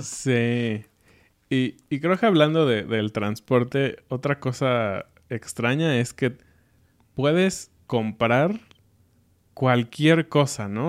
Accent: Mexico City, Mexico; now in Querétaro, Mexico; Somos de corazón de Ciudad de México, pero ahora vivimos en Querétaro

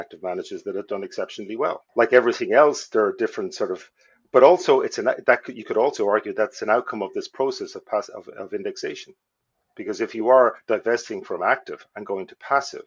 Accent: Ireland; moved away as an adult; also born or lived in Dublin / Wicklow / Donegal; now in United States; we moved as a family from Wicklow

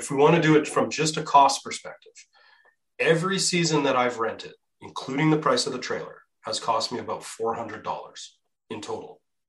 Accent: Manitoba, Canada; I'm from Manitoba, so we still call it Bombardier.

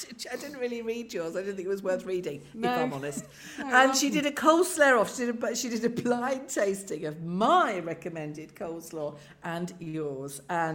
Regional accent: Carlisle, North West England, United Kingdom; But sort of 70s and 80s growing up in Carlisle

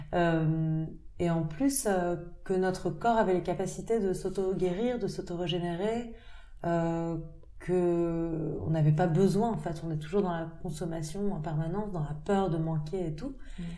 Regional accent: Paris, Île-de-France, France; moved away; also born or lived in United States; j'ai grandi à Paris, j'ai passé quelques années dans le sud de la France, mais, mais j'ai grandi à Paris et puis je suis partie aux États-Unis un peu plus tard

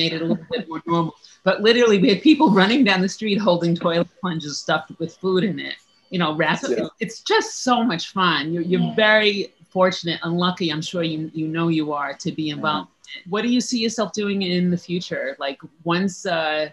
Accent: New York City, New York, United States; me as a New Yorker

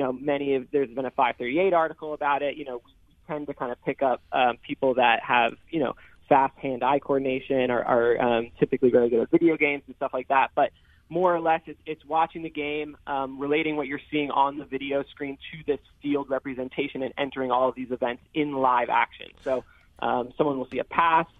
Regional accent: New York City, New York, United States; I'm from New York City

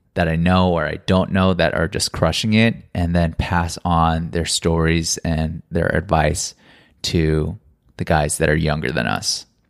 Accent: United States; moved away as an adult; now in South Korea; we are Asian American. And so we grew up like in a certain culture

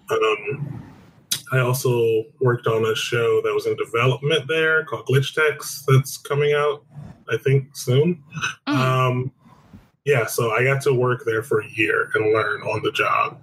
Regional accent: Detroit, Michigan, United States; moved away as an adult; now in Los Angeles, United States; I was born and raised in Detroit, Michigan

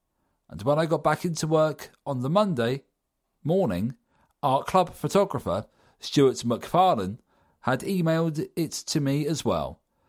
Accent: Camden, London, United Kingdom; born there; I've been an Arsenal fan all my life. I was born in Camden and come from a family of Gooners.

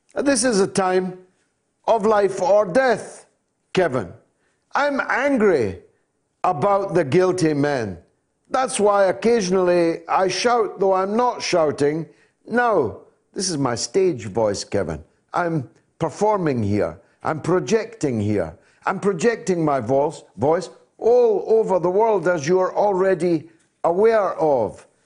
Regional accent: Dundee, Scotland, United Kingdom; Dundee, my hometown

